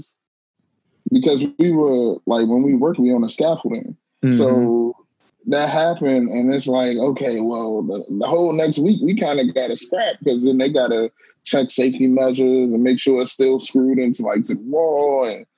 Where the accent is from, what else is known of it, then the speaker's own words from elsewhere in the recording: Prince George's County, Maryland, United States; I was born and raised in Prince George's County, Maryland, right outside of Washington, D.C.